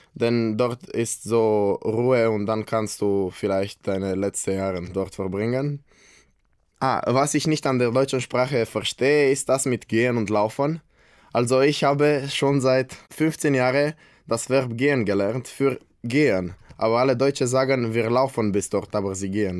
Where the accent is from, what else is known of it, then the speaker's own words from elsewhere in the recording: Brașov, Brașov County, Romania; German is a second language; ich bin aus Kronstadt, Rumänien